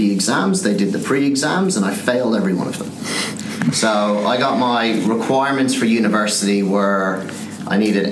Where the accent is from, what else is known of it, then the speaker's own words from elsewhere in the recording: Skibbereen, Munster, Ireland; moved away as an adult; also born or lived in London; I'd never left my hometown, which is a little town called Skibbereen in Southern Ireland.